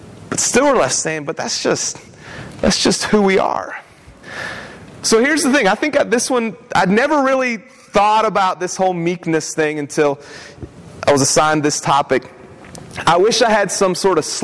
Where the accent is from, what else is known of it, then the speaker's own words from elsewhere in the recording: West Virginia, United States; now in Savannah, United States; we're from West Virginia